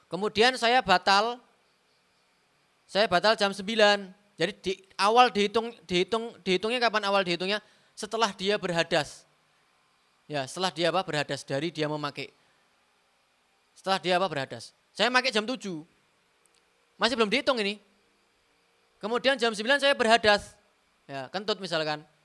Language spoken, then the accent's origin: Indonesian; Semarang, Central Java, Indonesia; Contoh seperti saya orang Semarang, saya pakai sepatu khuf, ya.